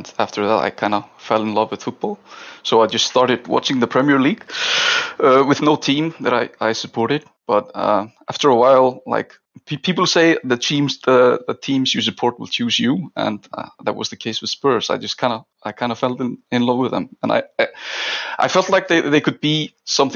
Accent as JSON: {"language": "English", "country": "Iceland", "said": "I'm from Iceland"}